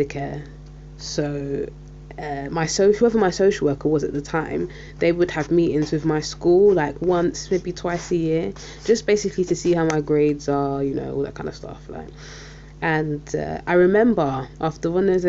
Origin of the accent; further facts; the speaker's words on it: London, United Kingdom; I'm from South London and I'm Caribbean. My mum's Jamaican and my dad's Saint Lucian